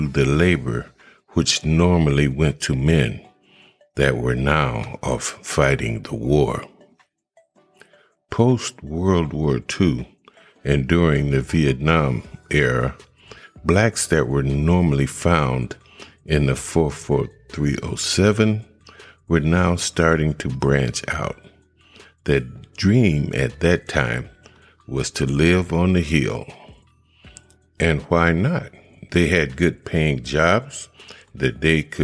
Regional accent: Akron, Ohio, United States; my hometown, which is Akron, Ohio

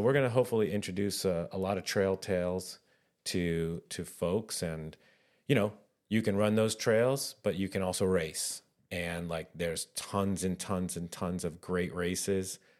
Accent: New Hampshire, United States; I grew up in New Hampshire

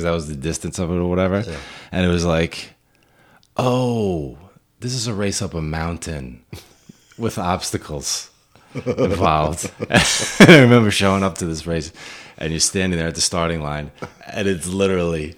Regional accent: Westbury, New York, United States; also born or lived in Smithtown, New York / Garden City, New York; I grew up in Westbury, New York. On Long Island, for those of you not familiar.

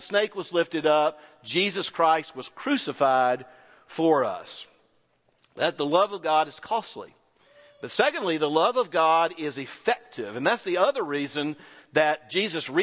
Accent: North Florida, United States; also born or lived in Auburn

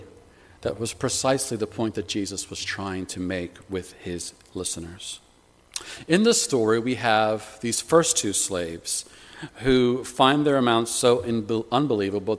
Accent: United States; moved away as an adult; now in United Kingdom; Growing up in the States

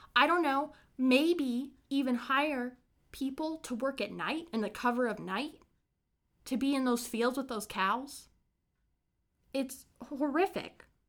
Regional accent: Brown County, Indiana, United States; my hometown, filled with murder, mysteries, the paranormal, and a fair share of hauntings.

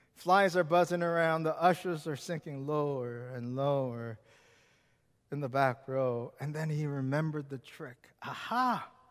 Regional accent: Seattle, Washington, United States; moved away; also born or lived in Richmond, Virginia; I grew up in Seattle

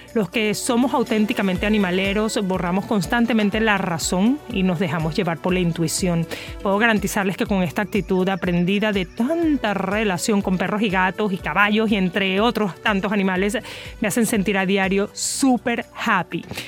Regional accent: Maracaibo, Zulia, Venezuela; also born or lived in Caracas; soy muy venezolana, nací en Caracas y fui a divertirme a Maracaibo

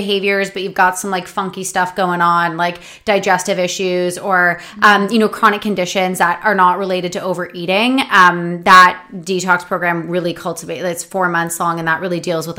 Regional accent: Canada; I'm from Canada

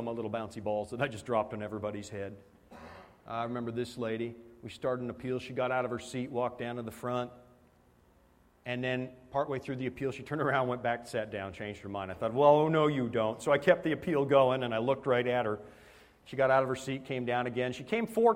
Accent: Canada; moved away; I'm a Canadian

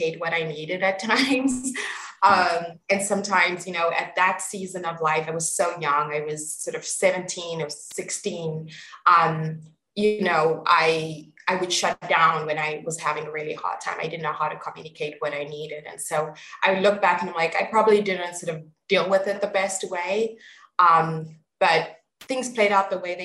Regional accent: East Rand, Gauteng, South Africa; also born or lived in Pretoria, South Africa; I grew up on the East Rand and moved into the boarding school

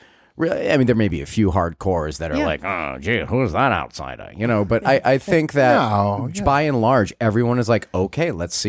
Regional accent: Springfield, Massachusetts, United States; now in Block Island, United States; I grew up in Springfield, Mass.

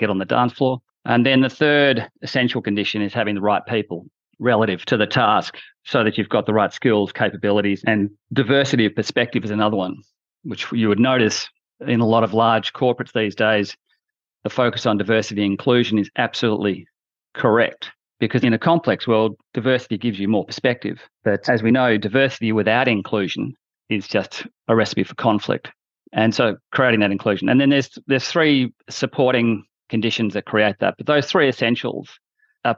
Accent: Australia; moved away as an adult; also born or lived in London, United Kingdom; I'm a junior auditor as an Australian in a London firm

